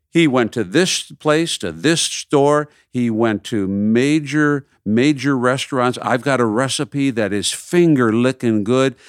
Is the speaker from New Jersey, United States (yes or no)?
no; Minneapolis, Minnesota, United States; growing up in Minneapolis